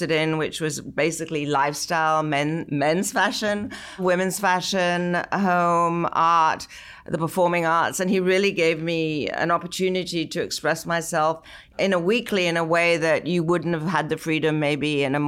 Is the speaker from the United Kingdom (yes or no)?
yes; England, United Kingdom; moved away as an adult; now in United States; growing up in England